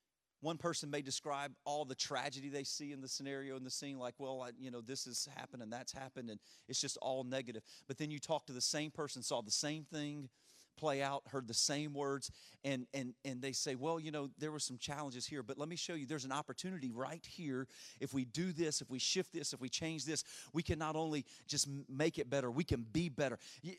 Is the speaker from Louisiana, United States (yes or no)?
yes; Louisiana, United States; And I'm from Louisiana, so our sports teams do that quite often.